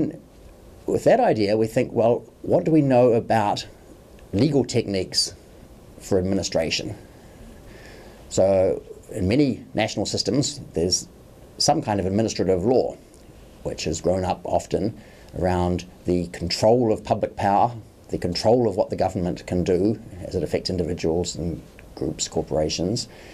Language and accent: English; New Zealand; moved away as an adult; also born or lived in Oxford, United Kingdom; now in New York City, United States; I'm from New Zealand, spent a long time teaching and studying in Oxford University, and then I've been based at New York University for more than 10 years